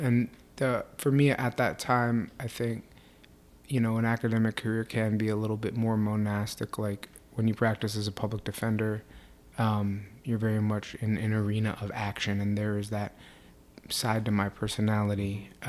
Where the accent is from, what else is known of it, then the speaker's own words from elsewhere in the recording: New York City, New York, United States; I grew up in New York City in Mitchell Lama housing, which is mixed income.